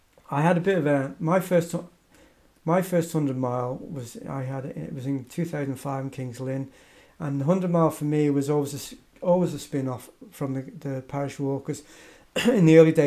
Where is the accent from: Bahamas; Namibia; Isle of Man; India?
Isle of Man; where are you from? And I said, I'm from the Isle of Man.